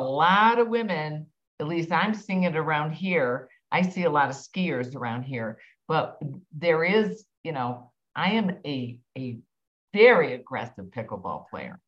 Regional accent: Midwest, United States; I'm obviously from the Midwest

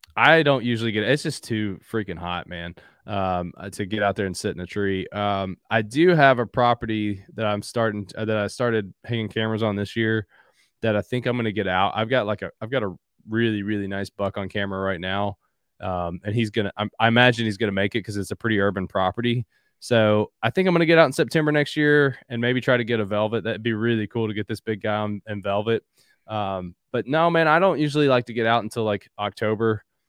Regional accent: Southeastern Kentucky, United States; also born or lived in Louisville, Kentucky / Tennessee; born and raised in Southeastern Kentucky, currently live in Louisville.

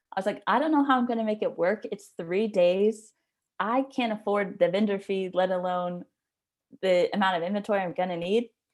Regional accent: Jacksonville, Florida, United States; moved away; I'm originally from Jacksonville

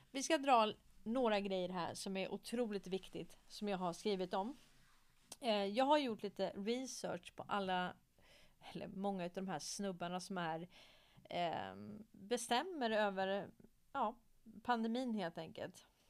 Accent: Stockholm, Stockholm County, Sweden; Jag är uppväxt i Hässelby villastad i Stockholm

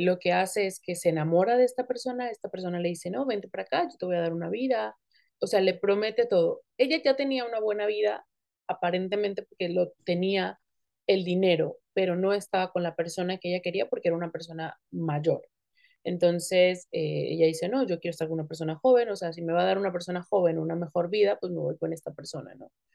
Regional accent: Tijuana, Baja California, Mexico; also born or lived in Acapulco, Guerrero, Mexico; yo no nací en Tijuana, yo nací en Acapulco, pero me considero tijuanense

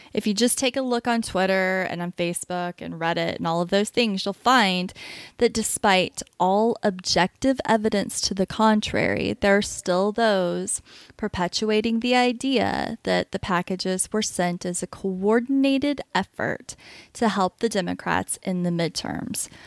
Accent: Florida, United States; moved away; also born or lived in Oklahoma; growing up in Florida

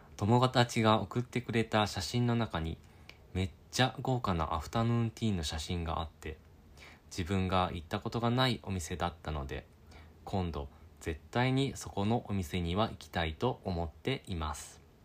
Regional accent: Japan; born or raised there; moved away as an adult; now in United Kingdom

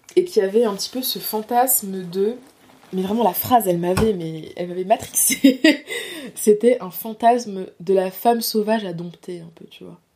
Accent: Nord-Pas-de-Calais, Hauts-de-France, France; also born or lived in Les Abymes, Guadeloupe; je viens du nord de la France, du nord-pas-de-Calais

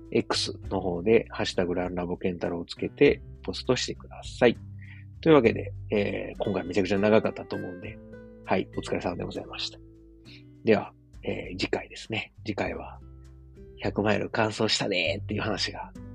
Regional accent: Osaka, Japan; 自分の実家であるですね、駒川あずまや、はい、親父とおかんがやってる、えー、大阪駒川いうところ

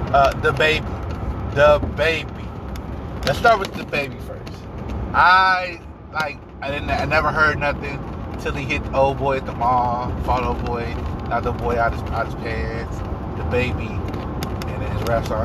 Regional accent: New York, United States; I'm from New York

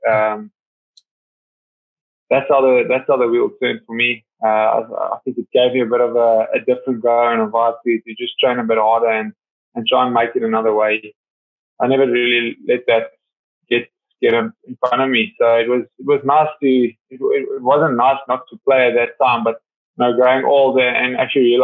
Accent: Vereeniging, Gauteng, South Africa; Yeah, yeah. Well, started there. Um, I mean, it was very nice.

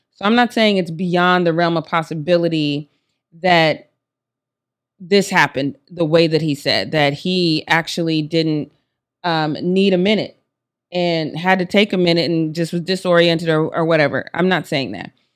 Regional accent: Denver, Colorado, United States; I'm from Denver

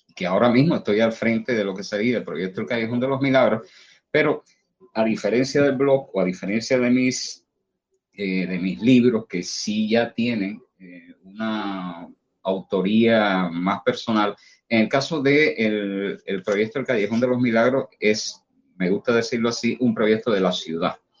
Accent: Cuba

